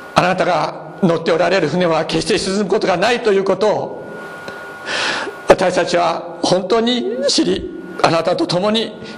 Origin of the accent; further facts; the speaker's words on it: Nagasaki, Japan; 私 は長崎長崎で育ちました